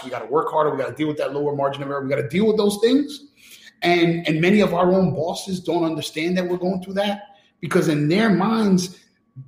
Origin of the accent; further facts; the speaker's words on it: New York City, New York, United States; I grew up in New York City, where Malcolm X was praised as a hero in school